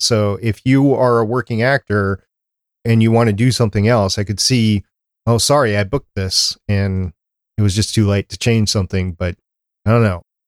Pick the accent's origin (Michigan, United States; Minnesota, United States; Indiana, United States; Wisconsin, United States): Minnesota, United States; accent: slight Canadian; also born or lived in Brooklyn, New York; I don't have that accent because I was, grew up, I, from Minnesota